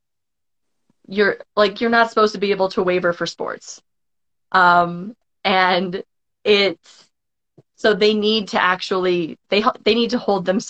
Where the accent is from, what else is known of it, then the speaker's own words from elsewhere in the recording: Cheyenne, Wyoming, United States; I grew up on the South Side